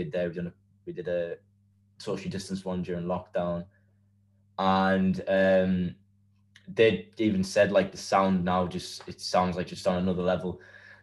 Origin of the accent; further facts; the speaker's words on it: County Durham, North East England, United Kingdom; we're all from County Durham